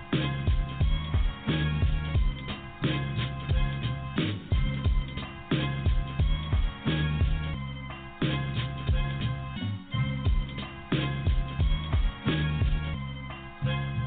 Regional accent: Corpus Christi, Texas, United States; That's here in our home, my hometown, the hometown of Whataburger and …, from the Molina neighborhood.

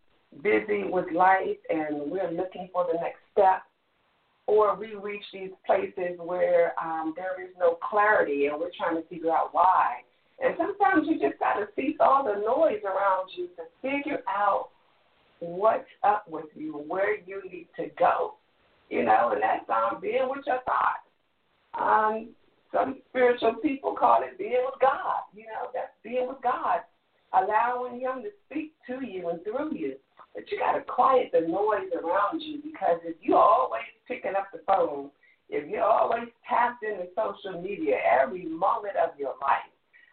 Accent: Washington, District of Columbia, United States; D.C., my hometown

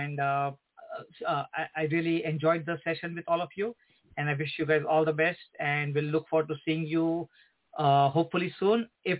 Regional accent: Mumbai, Maharashtra, India; moved away as an adult; also born or lived in North Orange County, California; now in Orange County, United States; I am from Mumbai. And Mumbai is like the capital for finance and for sports also.

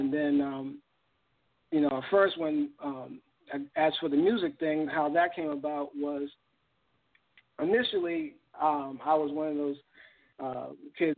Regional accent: Boston, Massachusetts, United States; also born or lived in Ohio; I was born in Ohio in 1968, but I was raised in Boston

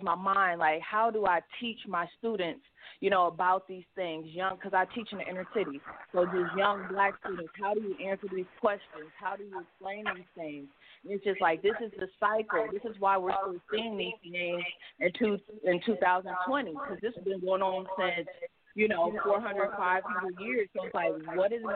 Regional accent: Cleveland, Ohio, United States; I'm from Cleveland, sports town

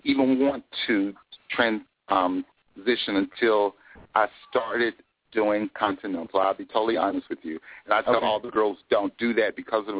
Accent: Birmingham, Alabama, United States; I'm originally from Birmingham, Alabama. I grew up with two sisters

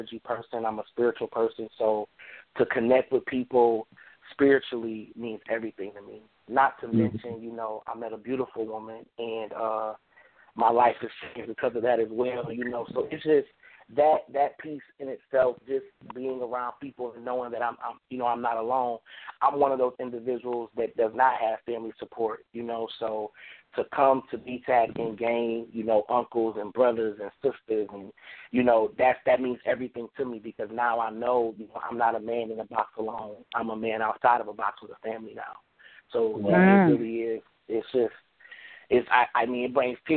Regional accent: New York City, New York, United States; now in Dallas, United States; I'm originally from Brooklyn, New York

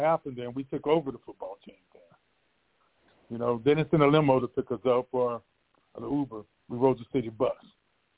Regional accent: McDowell County, West Virginia, United States; We're on our McDowell County, the Patch team

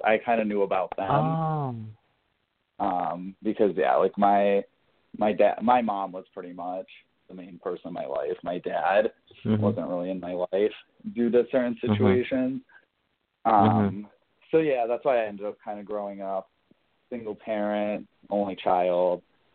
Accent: Springfield, Massachusetts, United States; I grew up in Indian Orchard in a little part in Springfield, Massachusetts

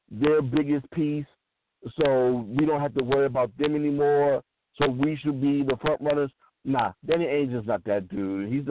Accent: Missouri, United States; dude, I'm from Missouri. You got to show me.

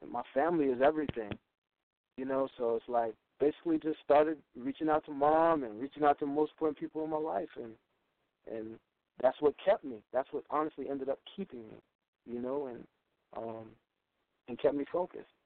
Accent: South Carolina, United States; we met over ten years ago in New York, and we're both from South Carolina.

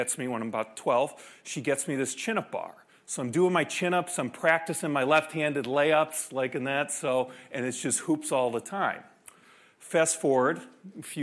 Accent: Chicago, Illinois, United States; I grew up in Chicago

